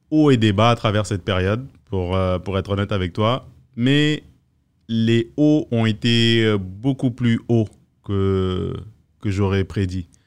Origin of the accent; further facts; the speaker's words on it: France; also born or lived in West Africa; Moi, je suis né en France, euh, j'ai grandi un peu en France, j'ai grandi en Afrique de l'Ouest un peu.